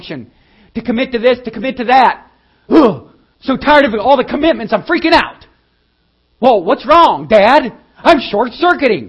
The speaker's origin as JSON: {"language": "English", "country": "United States", "said": "We're Americans."}